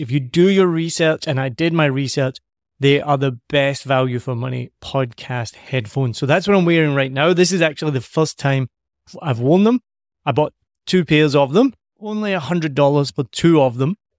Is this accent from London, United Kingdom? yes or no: no; Scotland, United Kingdom; me being Scottish